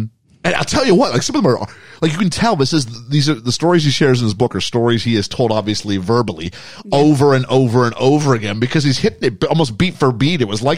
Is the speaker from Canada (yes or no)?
yes; Canada; accent: Canadian; now in United Kingdom; My accent betrays me. I have a Canadian accent, but yeah, we are in the UK.